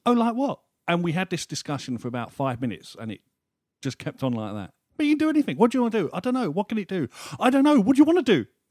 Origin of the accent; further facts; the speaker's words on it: United Kingdom; we're British